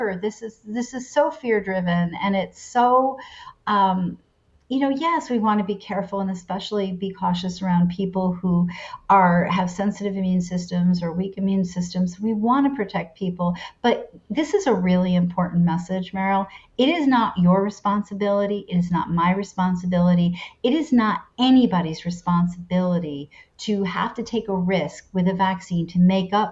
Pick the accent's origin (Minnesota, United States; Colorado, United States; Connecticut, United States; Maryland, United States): Connecticut, United States; I was born in Connecticut